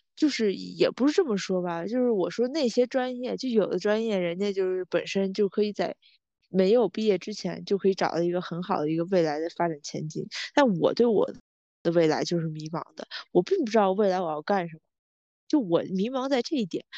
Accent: Tianjin, China; 我们两个人就是来自天，一个极度摆烂的一个城市

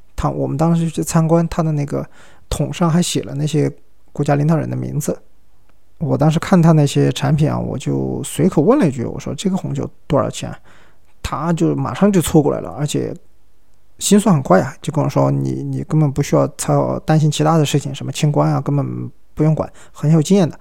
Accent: China; 我是中国人

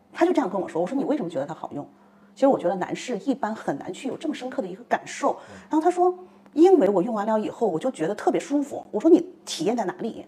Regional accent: China; 我们中国人

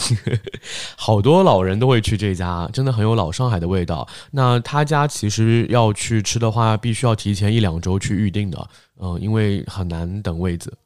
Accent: Shanghai, China; 至少我们现在能说自己是上海人，毕竟已经经过了三代了嘛。 还是比较土生土长，但是籍贯上面不会写是上海

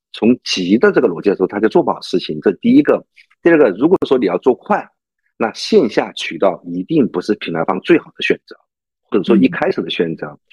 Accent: China; 我们中国人太灵活了

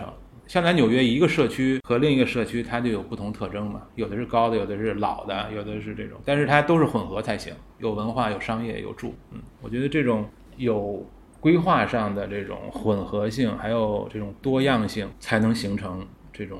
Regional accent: Beijing, China; 我小时候在四合院长大的，那时候你要是看这个北京，好像一片四合院，但其实每个都不一样

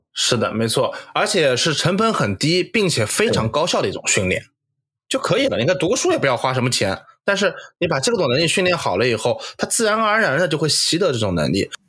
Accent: Nanjing, Jiangsu, China; 我们是南京人，从小就是，你像我家里面就是，呃，爷爷奶奶那，嗯，那，那辈人是城南的，那就是最南，南京大本营核心，就是老南京话

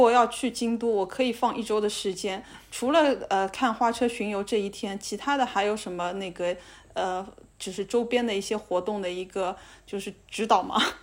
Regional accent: China; 我们中国人会有一些神仙什么的

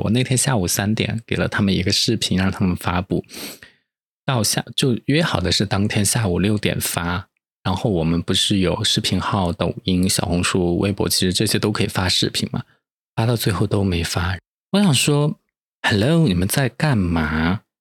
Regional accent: Chengdu, Sichuan, China; moved away; 我来自成都，其实成都 ，虽然大家都说是一个什么慢节奏、慢生活的城市

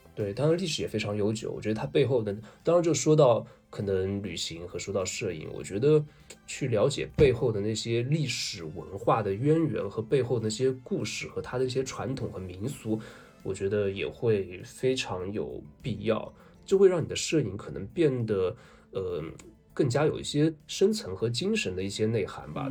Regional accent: Zhejiang, China; 对我们浙江人来说

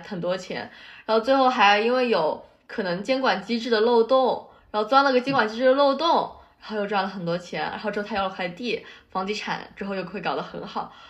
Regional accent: Shanghai, China; moved away as an adult; now in United States; 让我们这种在上海长大的小朋友重新 有了，想要再学沪语

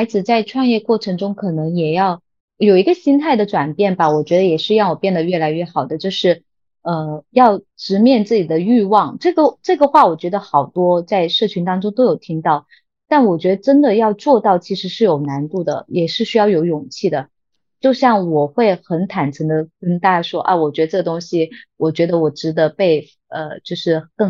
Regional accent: Guangdong, China; 我就觉得道理就很简单，我们广东人。就是喜欢做做生意，不喜欢说大话。

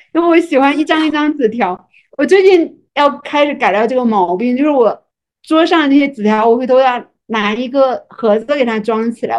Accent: Fujian, China; 我是一个福建人嘛

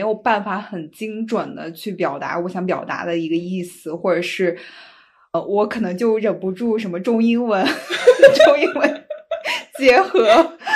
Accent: Shandong, China; moved away as an adult; 我老家是山东的

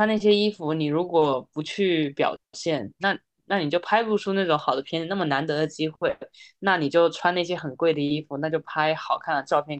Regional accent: Taiwan; 我那个时候差点都要去省队了，后来是因为我是台湾人，然后不这样。对啊，其实是因为是台湾人这件事情让我没办法成为运动员

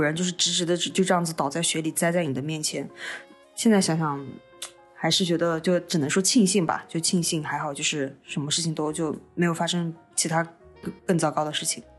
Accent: Xinjiang, China; accent: Xinjiang accent; 我们讲话带点新疆口音

